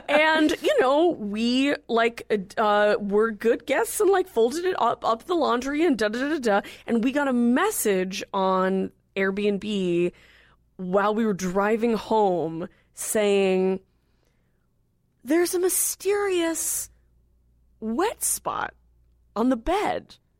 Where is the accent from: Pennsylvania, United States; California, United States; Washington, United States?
California, United States; I'm from California